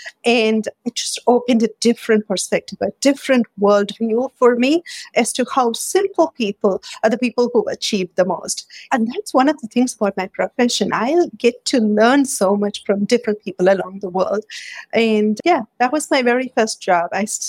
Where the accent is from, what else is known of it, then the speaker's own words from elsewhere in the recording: India; I'm Indian, so I grew up with a lot of cooking spices and aromas and colors surrounded by all these.